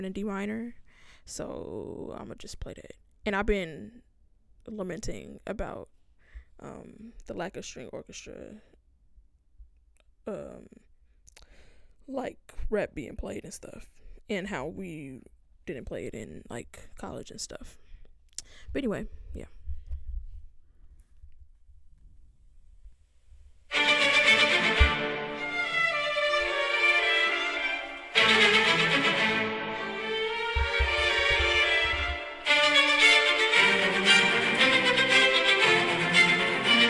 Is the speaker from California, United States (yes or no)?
yes; Inglewood, California, United States